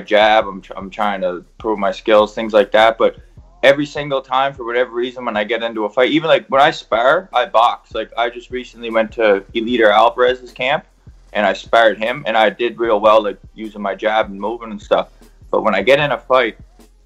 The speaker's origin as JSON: {"language": "English", "area": "Cape Breton", "region": "Nova Scotia", "country": "Canada", "said": "I'm from Cape Breton, Nova Scotia, a little island. Off Nova Scotia"}